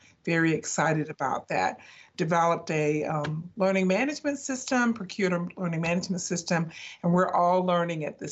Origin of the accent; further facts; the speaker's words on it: Savannah, Georgia, United States; moved away as an adult; I'm really excited to be back in my home state and in my home city